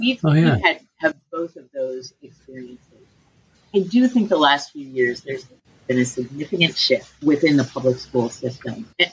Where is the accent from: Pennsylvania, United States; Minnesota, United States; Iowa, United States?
Minnesota, United States; moved away as an adult; now in Holland, Michigan, United States; I have lived in Holland, Michigan for a long, long time, but I'm a native of Minnesota. So I grew up in the St. Croix River Valley, which is about half hour east of the Twin Cities.